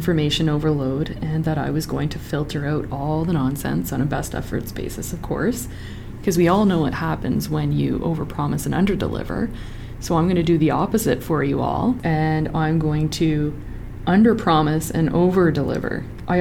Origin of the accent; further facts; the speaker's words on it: Sudbury, Ontario, Canada; I'm from Sudbury, Ontario, where everyone is obsessed with hockey.